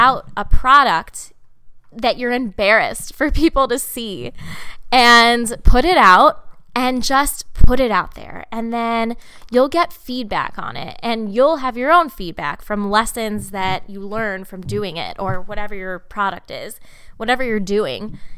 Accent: Munster, Indiana, United States; I grew up in the Chicago area, um, technically Northwest Indiana, a town called Munster

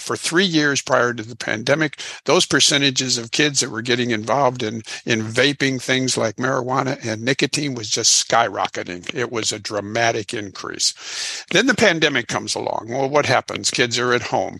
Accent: Illinois, United States; now in Houston, United States; I'm originally from Illinois

